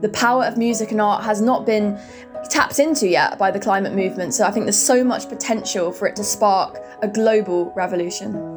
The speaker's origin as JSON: {"language": "English", "area": "Hertfordshire", "region": "East of England", "country": "United Kingdom", "said": "I'm from Hertfordshire in the U K"}